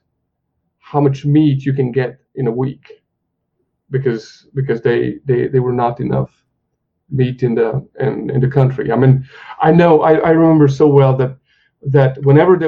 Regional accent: Hungary; moved away; I grew up in Hungary

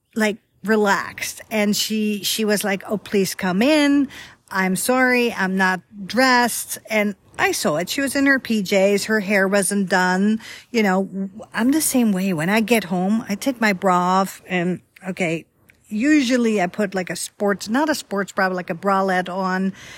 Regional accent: Netherlands; now in Dallas area, United States; I'm from Holland, but I'm not from Amsterdam, the capital

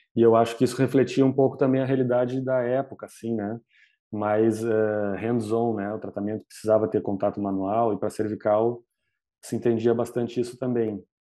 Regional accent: Porto Alegre, Rio Grande do Sul, Brazil; eu sou daqui de Porto Alegre, né, no Rio Grande do Sul

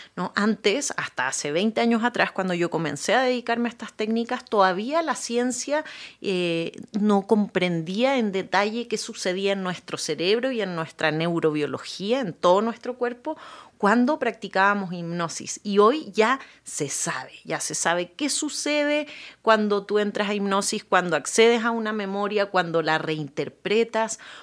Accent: Chile; yo nací en Chile

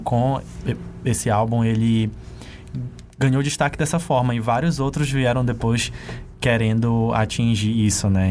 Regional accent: Ourém, Pará, Brazil; eu cresci e nasci em uma cidade que é bem interior mesmo

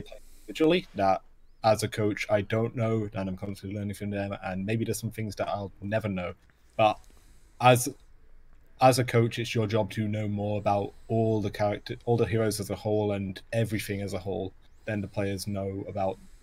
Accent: Welsh, Wales, United Kingdom; I am Welsh

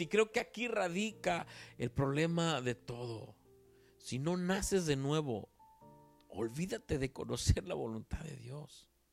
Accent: Veracruz, Mexico; de acá, de donde yo soy, en Veracruz

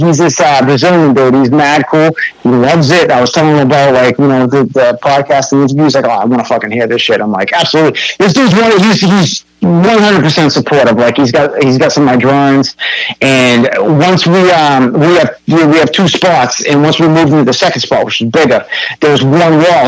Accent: North Shore, Massachusetts, United States; growing up on the North Shore

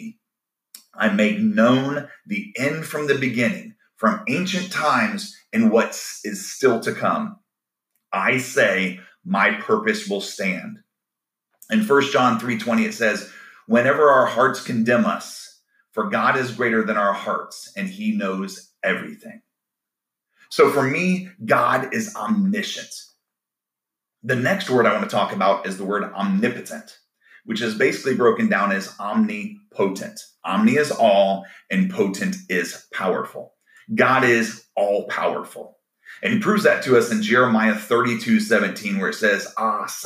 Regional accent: Orlando, Florida, United States; I grew up in Orlando, Florida

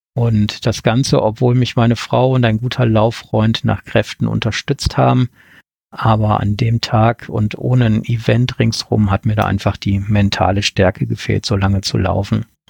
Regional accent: Ruhr area, North Rhine-Westphalia, Germany; now in Wettmar, Germany; Vermutlich hört man mir an, dass ich dort nicht geboren wurde, ursprünglich komme ich aus dem Ruhrgebiet

